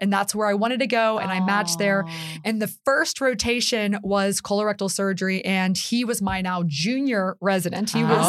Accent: outside Pittsburgh, Pennsylvania, United States; moved away; So I am from the Pittsburgh, Pennsylvania area. I'm from outside Pittsburgh.

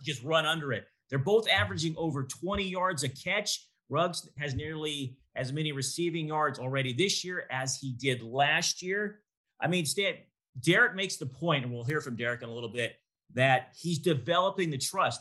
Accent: Bay Area, California, United States; I grew up in the Bay Area

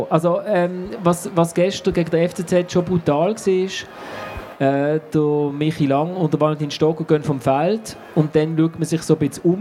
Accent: Zurich, Switzerland; also wir als Zürcher sind im, im Heimsektor von der Schule gehockt

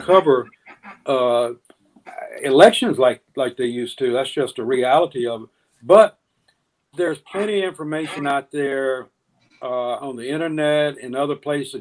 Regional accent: Deep South, United States; also born or lived in Jackson, Mississippi; growing up in the Deep South

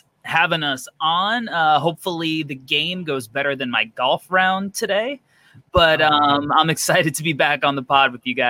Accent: Long Island, New York, United States; I'm from Long Island, New York.

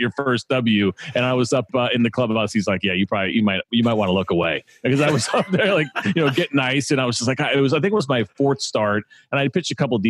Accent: New York, United States; I grew up in the Northeast in New York, so just a couple of hours away

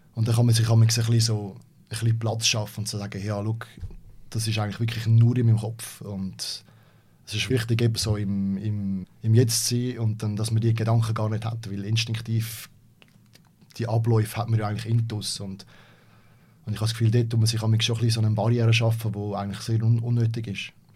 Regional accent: Switzerland; als Schweizer

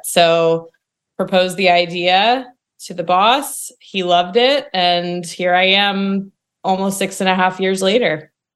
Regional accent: Indiana, United States; now in Nashville, United States; I'm from Indiana originally

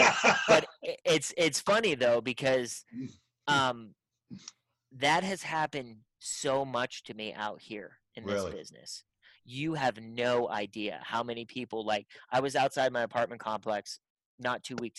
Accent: Pittsburgh, Pennsylvania, United States; My name in Pittsburgh means something, which is exciting because that's my hometown.

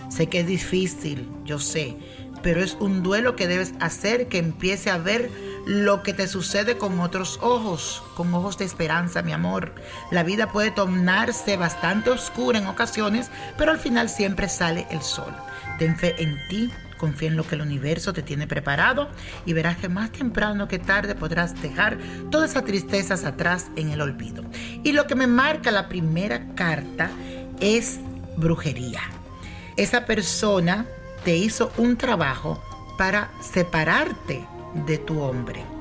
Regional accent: Venezuela; soy de Venezuela

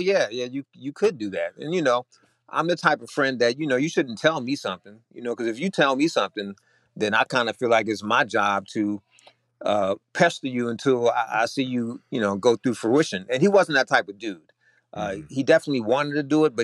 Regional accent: Virginia, United States; moved away as an adult; now in Austin, United States; I am originally from Virginia. Came out here to work the tech industry.

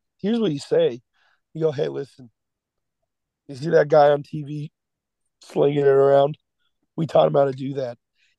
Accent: Chicago, Illinois, United States; I started out as a Chicago Bears fan because I'm from Chicago.

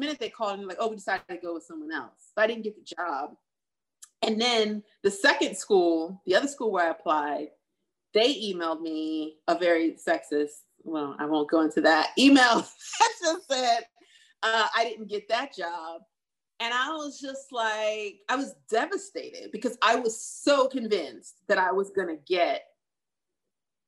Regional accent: New Jersey, United States; also born or lived in New York; now in Los Angeles, United States; coming from New Jersey, I'm from New Jersey

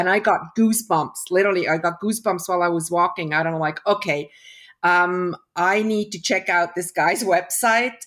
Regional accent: Switzerland; also born or lived in Toronto, Canada; I was born in Toronto. My parents were Swiss. Um, we moved back when I was one year old. I, I grew up in Switzerland.

